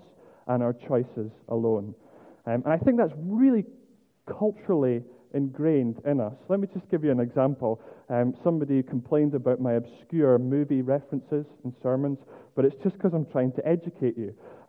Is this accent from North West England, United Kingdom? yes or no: no; Scotland, United Kingdom; as a Scotsman